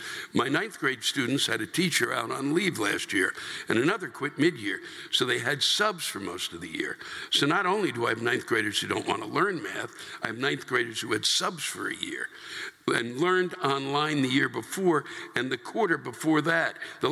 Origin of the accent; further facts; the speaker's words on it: New York, United States; now in Portland, United States; I'm from New York, and sure, we have crime there, but out here, it's different. I've lived here for 4 years, and let me tell you, compared to New York, out here is fucking crazy.